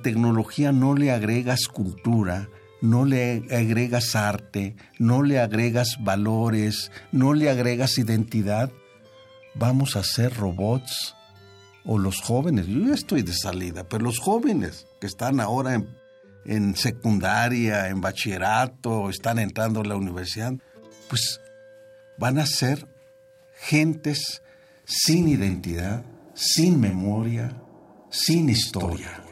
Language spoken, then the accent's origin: Spanish; Mexico; moved away; somos mexicanos